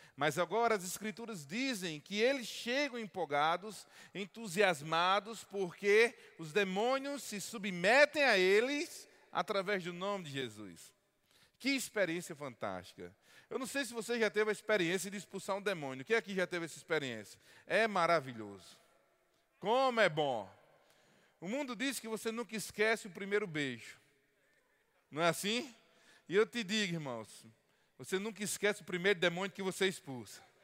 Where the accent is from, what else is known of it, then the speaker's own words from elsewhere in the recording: Paraíba, Brazil; como um bom paraibano